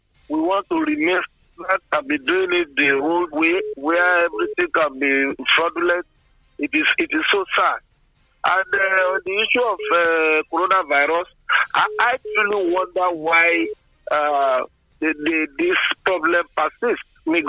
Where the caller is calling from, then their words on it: Abeokuta, Ogun State, Nigeria; I'm calling from Abeokuta. I think that at this point of our lives in Nigeria, we cannot improve our electoral system.